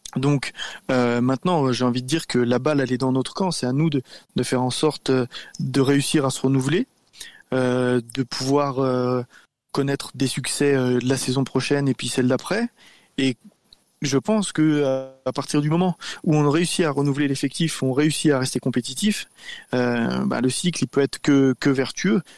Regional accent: France; chez nous, en France

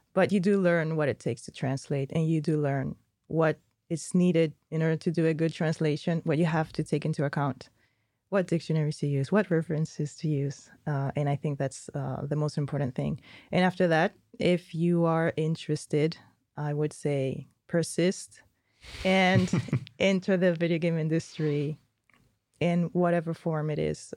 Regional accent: Spain; moved away; I'm from Spain, we don't do dialects

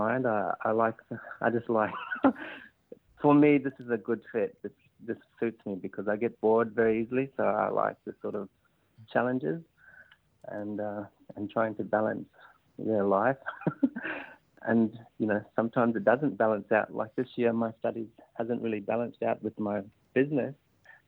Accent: Kakadu National Park, Northern Territory, Australia; moved away as an adult; now in Darwin, Australia; I'm from Kakadu National Park, southeast of Darwin, about 3 hours. I come from a small community called Murdudjurl, which is on my mother's country, Murrumburu country

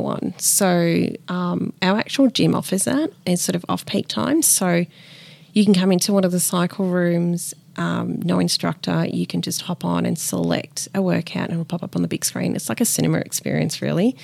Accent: Melbourne, Victoria, Australia; also born or lived in Peru; I grew up in Melbourne, Richmond

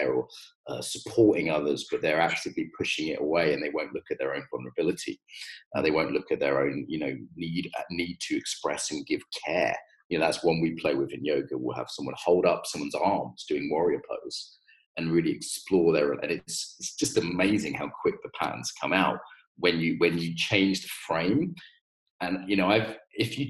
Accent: Ireland; I'm getting Irish again

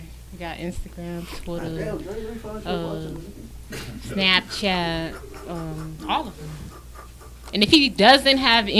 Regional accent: Miami, Florida, United States

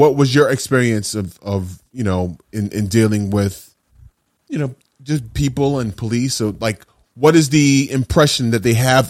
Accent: New York City, New York, United States; growing up in New York City

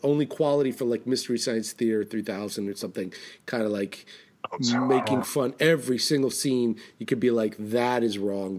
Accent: New York City, New York, United States; now in New England, United States; I'm from Manhattan. I'm not from New England. I live in New England.

